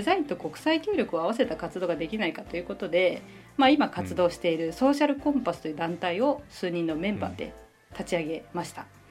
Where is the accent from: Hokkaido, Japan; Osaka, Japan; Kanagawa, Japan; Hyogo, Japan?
Kanagawa, Japan; moved away as an adult; now in Cambodia; 私あの神奈川県の出身で高校まで普通の生活をしていた